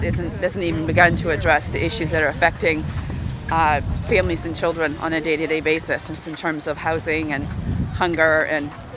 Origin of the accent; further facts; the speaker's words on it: Portland, Maine, United States; I'm from Portland, Maine